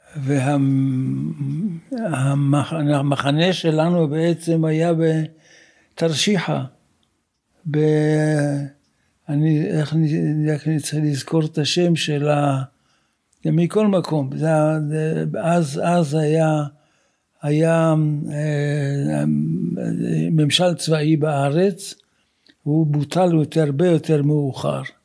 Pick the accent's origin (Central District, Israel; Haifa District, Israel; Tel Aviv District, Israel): Haifa District, Israel; Haifa; also born or lived in Jerusalem; אני נולדתי ב-1937 בחיפה. אני בא ממשפחה שנמצאת בארץ הרבה מאוד דורות